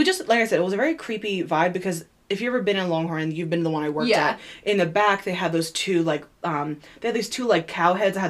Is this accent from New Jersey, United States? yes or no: yes; Lambertville, New Jersey, United States; I was born and raised in this town